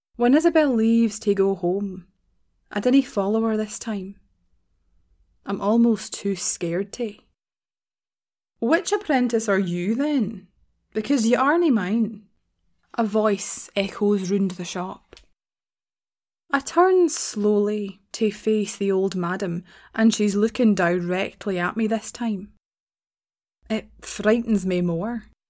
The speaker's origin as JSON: {"language": "English", "region": "Scotland", "country": "United Kingdom", "said": "as a Scottish person"}